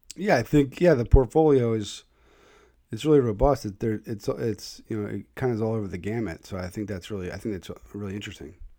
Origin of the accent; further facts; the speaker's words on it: Philadelphia, Pennsylvania, United States; now in Connecticut, United States; I grew up in the Northeast. Uh, Oxford Circle is where I was early years.